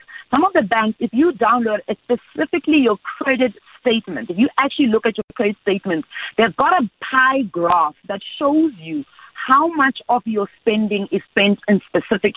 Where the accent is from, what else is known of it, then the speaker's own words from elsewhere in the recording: South Africa; a South African young woman who's a career woman